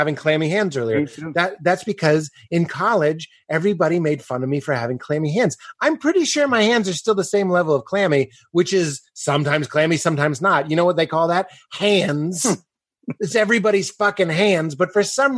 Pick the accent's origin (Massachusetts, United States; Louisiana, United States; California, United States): Massachusetts, United States; Boston; growing up in the Boston area